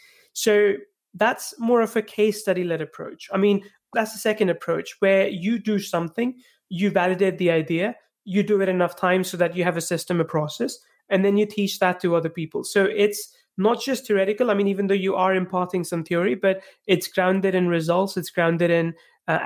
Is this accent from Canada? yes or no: no; India; moved away as an adult; also born or lived in England; I'm originally from India.